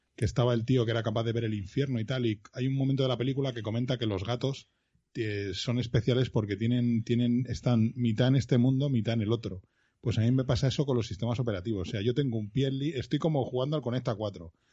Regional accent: Madrid, Community of Madrid, Spain; Yo soy, iba a decir de Madrid, pero no, yo soy de Vallecas.

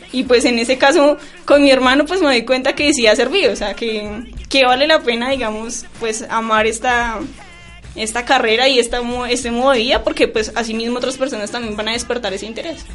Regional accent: Bogotá, Colombia; moved away; also born or lived in Garagoa, Boyacá; yo soy de Bogotá, pero mi familia es de Garagua, Boyacá y yo, nosotros vivíamos acá, pero nos fuimos allá

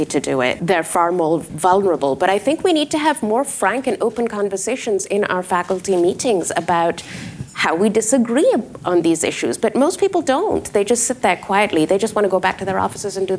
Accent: Pakistan; now in United States; I am from Pakistan

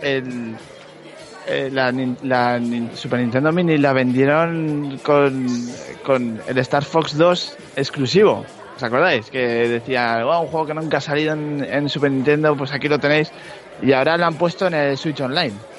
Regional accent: Spain; yo soy de, de España

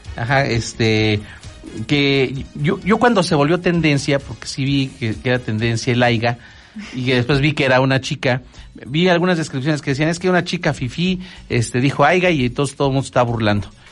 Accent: Mexico; así somos los mexicanos

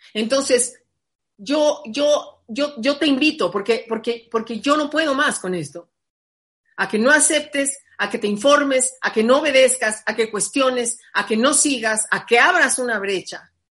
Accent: Mexico; yo soy mexicana

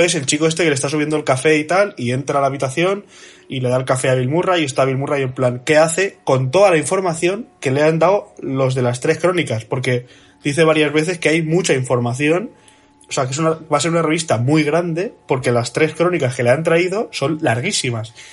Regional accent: Spain; como buenos españoles

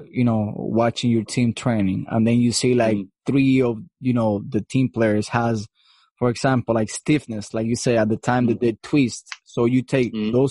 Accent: Cuba; moved away; I'm from Cuba, so I know how mm. hard is getting off Cuba

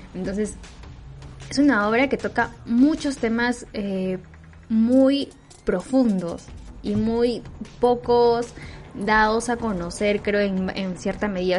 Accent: Peru; como peruanos

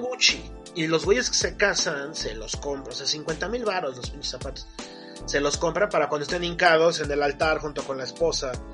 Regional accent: Mexico

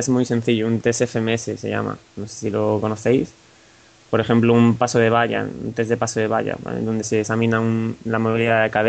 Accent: Galicia, Spain; Vale, yo soy gallego, digamos que aquí en Galicia los triatletas están bastante de moda

